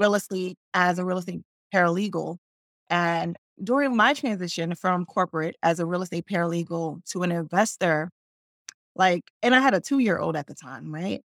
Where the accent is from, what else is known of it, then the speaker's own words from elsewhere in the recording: Newark, New Jersey, United States; also born or lived in Brooklyn, New York; I grew up in Newark